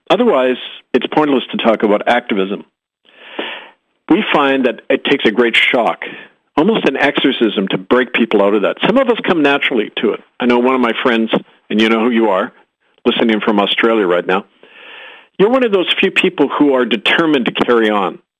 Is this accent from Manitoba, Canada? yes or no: yes; Winnipeg, Manitoba, Canada; my hometown of Winnipeg